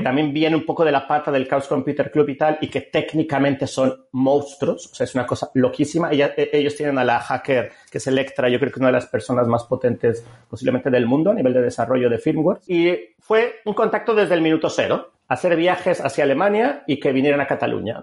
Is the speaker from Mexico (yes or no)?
yes; Mexico; moved away as an adult; also born or lived in Germany; now in Vic, Spain; soy un mexicano que llegó a Vic en el año en que, se fundó Gifinet